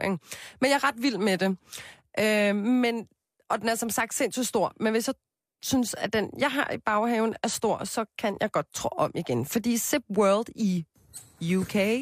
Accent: Copenhagen, Capital Region of Denmark, Denmark; Jeg voksede op på Christianshavn med min mor og min far, en storsøster, en lillesøster og en lillebror

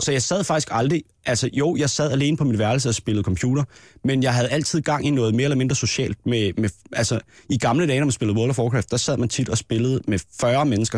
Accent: Næstved, Zealand, Denmark; nede i Næstved, hvor jeg er fra.

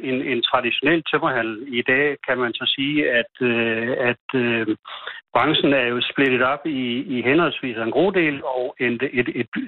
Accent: Odense, Southern Denmark, Denmark; now in Langeskov, Denmark; jeg er sådan set fra Odense, men, men øh, gennem et halvt århundrede her.

